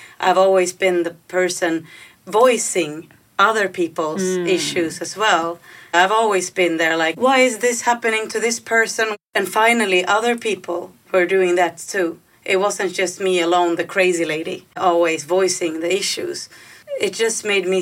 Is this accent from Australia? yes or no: no; Finland; now in Gothenburg, Sweden; I live in Gothenburg, and I originally come from Finland